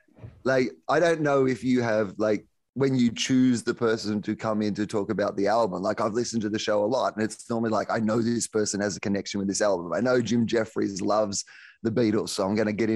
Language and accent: English; Australia; as an Australian